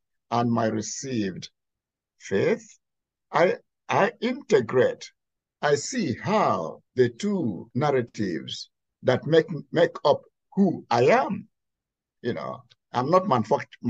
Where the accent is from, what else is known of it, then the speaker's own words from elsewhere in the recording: Nigeria; now in Pittsburgh, United States; I come from Nigeria.